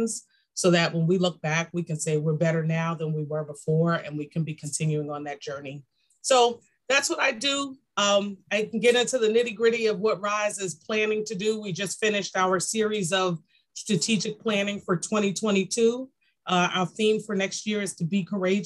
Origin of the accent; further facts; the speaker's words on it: New York City, New York, United States; I'm a girl from Brooklyn